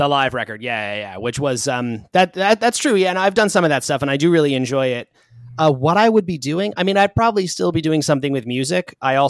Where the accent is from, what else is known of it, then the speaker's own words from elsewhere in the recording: Long Island, New York, United States; Long Island. So not too far from where I am now.